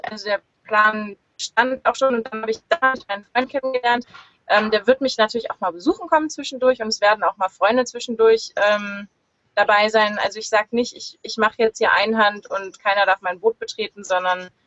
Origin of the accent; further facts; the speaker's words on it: Lüneburg, Lower Saxony, Germany; born there; ich bin 32 Jahre alt, bin geboren in Lüneburg in der Nähe von Hamburg